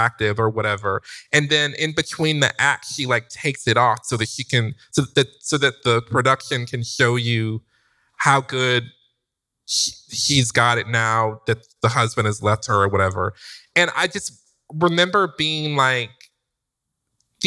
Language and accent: English; Detroit, Michigan, United States; moved away; I'm from Detroit.